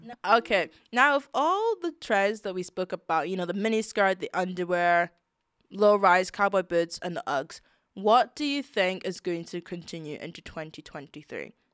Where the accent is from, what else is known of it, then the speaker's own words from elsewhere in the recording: United Kingdom; We're British